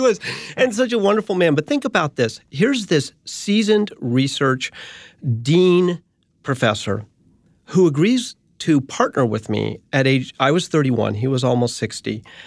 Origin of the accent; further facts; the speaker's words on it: United States; also born or lived in San Francisco, California / Boulder, Colorado; I grew up in San Francisco and Boulder, Colorado.